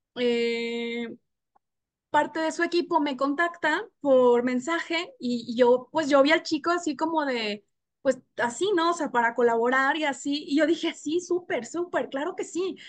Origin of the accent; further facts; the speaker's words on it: Monterrey, Nuevo León, Mexico; moved away; Ricardo y yo, o sea, somos de Monterrey